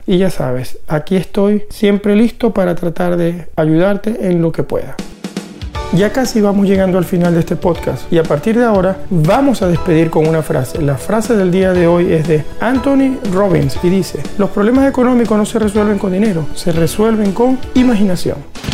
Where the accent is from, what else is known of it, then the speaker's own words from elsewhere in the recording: Venezuela; Venezuela, es el país de donde vengo